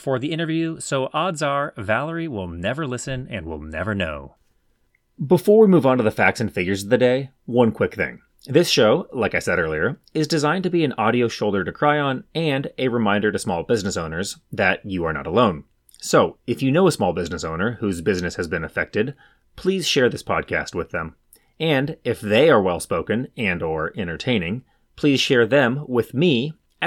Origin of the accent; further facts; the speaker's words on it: California, United States; my home state of California